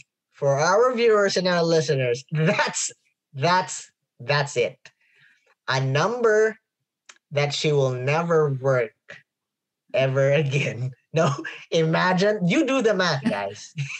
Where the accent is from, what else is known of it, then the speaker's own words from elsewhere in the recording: United States; coming from, I'm an American, so...